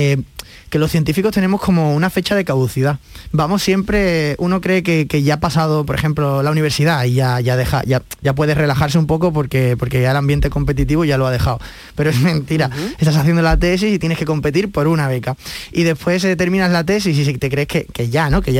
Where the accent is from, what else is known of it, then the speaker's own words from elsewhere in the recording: Seville, Andalusia, Spain; moved away; yo me fui muy joven de Sevilla y, la verdad es que tengo, ahora cuando he vuelto a Sevilla, pues tengo esta cosa, ¿no? Un poco de, huérfano, de orfandad, de no saber, de, no conocer tanto Sevilla como a mí me gustaría